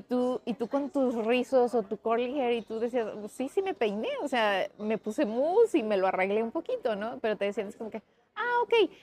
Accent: Mexico; como decimos en México.

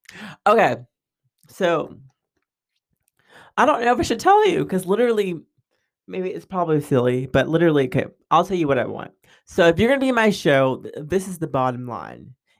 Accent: New York, United States; also born or lived in Texas / California / Germany; lived in Texas, I've lived in California, I've lived in, you know, Germany, I lived all over. And so my accent and my voice has probably picked up on a lot of different things. And so I talk fast, you know, from New York. That's my New York side, I guess.

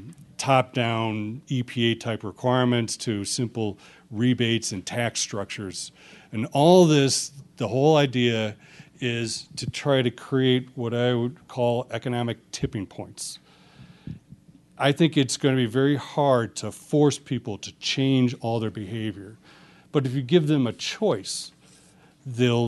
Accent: United States; I'm an American

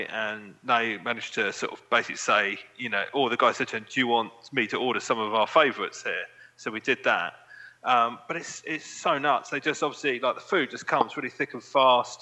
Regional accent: England, United Kingdom; being English

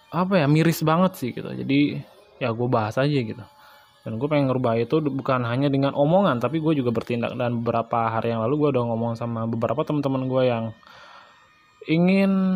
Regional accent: Bali, Indonesia; asal gue dari Bali

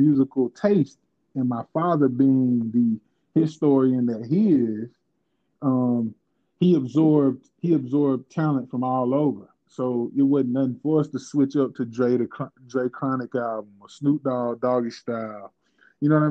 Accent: Covington, Georgia, United States; I was raised in Covington, Georgia, which is, like I said, it was 36 miles east of Atlanta

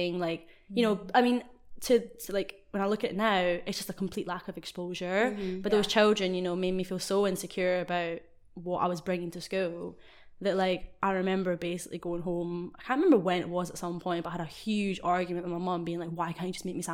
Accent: Scotland, United Kingdom; moved away as an adult; also born or lived in Japan / Oxford; growing up in Scotland, half Japanese

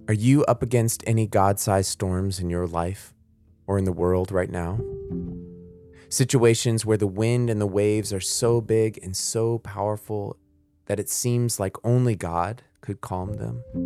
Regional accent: Florida, United States; I grew up in Florida

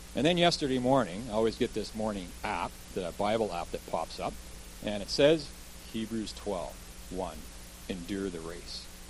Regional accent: Kelowna, British Columbia, Canada; also born or lived in Vancouver, Canada; I actually grew up as a child here in Kelowna, so lived a lot of my life here.

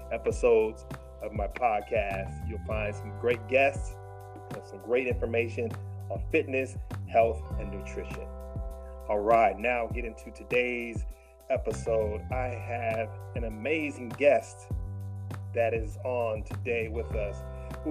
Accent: Michigan, United States; you are from the same home state that I'm from.

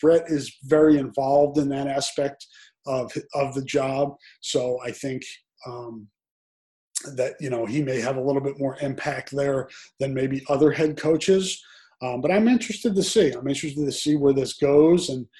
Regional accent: St. Louis, Missouri, United States; Plus, I grew up in St. Louis and almost went to Mizzou.

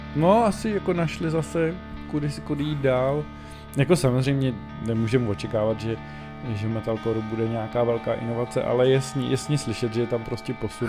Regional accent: Bohemia, Czechia; tady u nás v Čechách

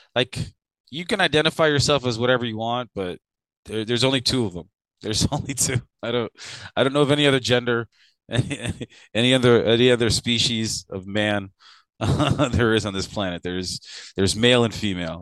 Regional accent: Chicago, Illinois, United States; now in Louisiana, United States; Growing up in Chicago was very different

